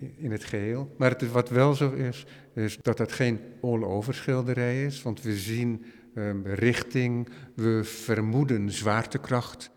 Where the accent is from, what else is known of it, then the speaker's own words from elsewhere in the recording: Netherlands; wij als Hollander